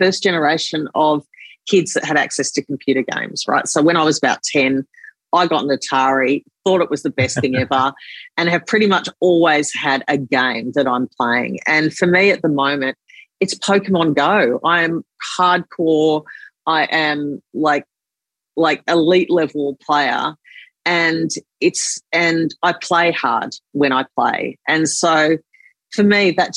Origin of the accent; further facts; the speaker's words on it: Sydney, New South Wales, Australia; I grew up in Lane Cove.